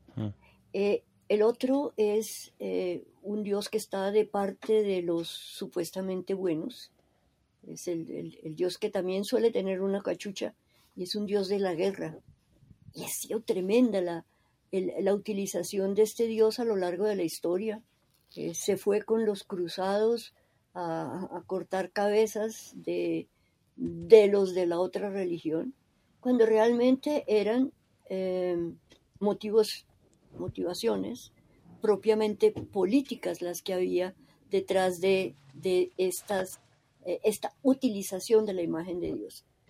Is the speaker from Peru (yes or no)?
no; Colombia; Yo soy mm, colombiana, teóloga, católica y creyente